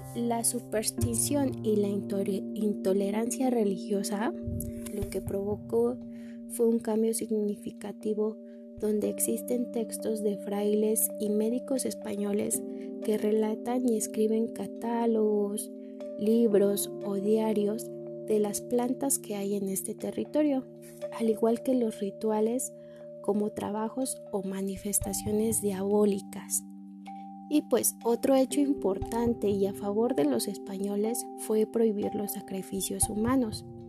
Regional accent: Mexico; como mexicanos y mexicanas tenemos una religión muy marcada en nuestra vida diaria

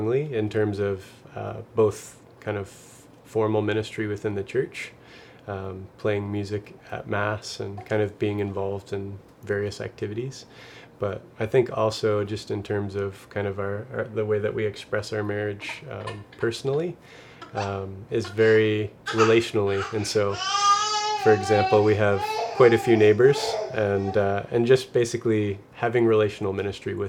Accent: Nova Scotia, Canada; I'm from Nova Scotia

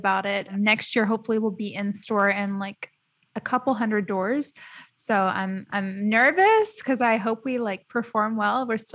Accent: United States; moved away as an adult; now in Dubai, United Arab Emirates; I grew up in the States. So like when I moved to Dubai

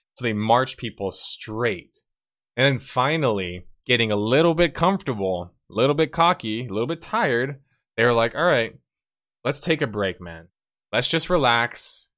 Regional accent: Texas, United States; I'm from Texas

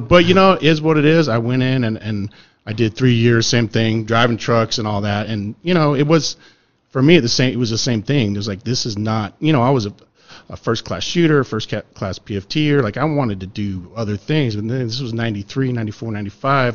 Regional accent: Utah, United States; I grew up in Utah

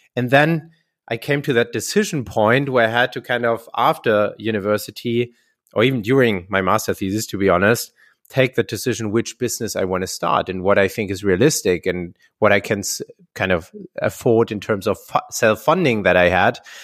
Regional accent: Heidelberg, Baden-Württemberg, Germany; my, my hometown, where Getafe is also based, Heidelberg, a very beautiful, uh, old city in, in, in, in Germany

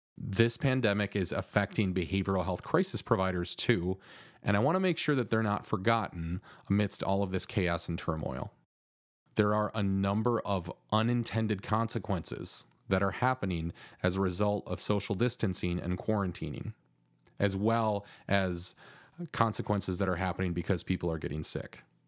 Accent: Grand Rapids, Michigan, United States; Grand Rapids, which happens to be my hometown and where I now live.

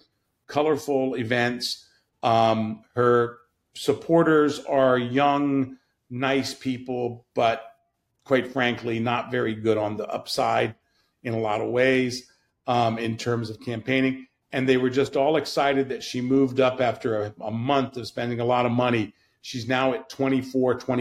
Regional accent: Virginia, United States; I'm from Virginia, sir.

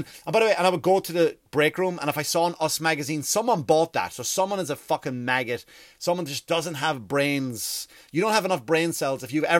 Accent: Ireland; accent: Irish; now in United States; Sometimes I go back into American because I've lived here for 15 years and I go back to Irish and it's not, and even the Irish people call me, that's not a fucking Irish accent.

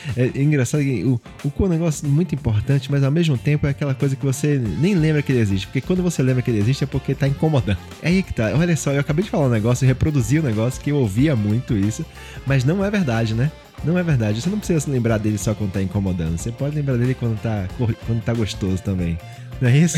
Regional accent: Olinda, Pernambuco, Brazil; Eu sou nordestino, fui criado ali em Olinda, anos 80, 90 ali

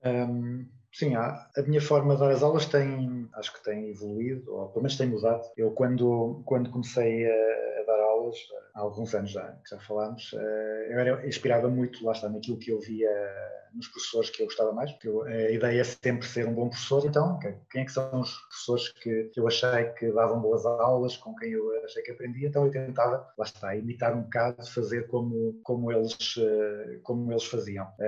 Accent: Coimbra, Centro, Portugal; eu sou, sou de Coimbra, eh, trabalho cá em Coimbra

